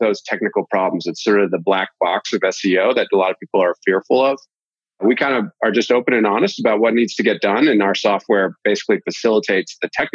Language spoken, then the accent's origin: English; Boston, Massachusetts, United States; moved away as an adult; also born or lived in Utah; I'm originally from the Boston area